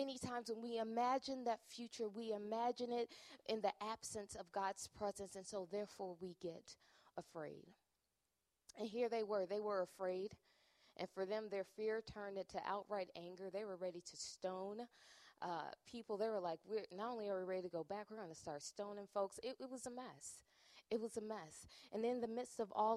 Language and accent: English; Chicago, Illinois, United States; moved away as an adult; now in Minnesota, United States; I'm originally from Chicago